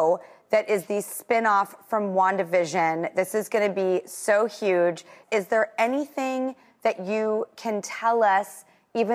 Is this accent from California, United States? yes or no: yes; Los Angeles, California, United States; I came from Hollywood